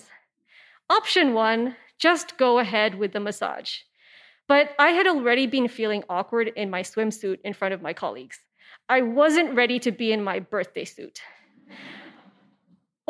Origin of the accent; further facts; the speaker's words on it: Hong Kong; I am an Indian woman from Hong Kong